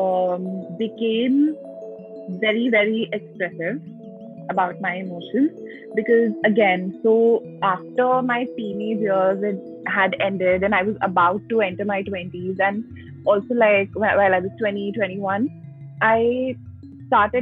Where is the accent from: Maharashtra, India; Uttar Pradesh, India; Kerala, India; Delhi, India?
Delhi, India; I was born and brought up in Delhi